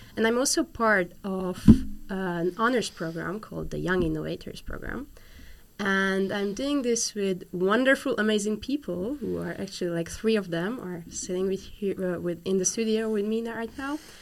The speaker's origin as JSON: {"language": "English", "country": "Hungary", "said": "I'm from Hungary"}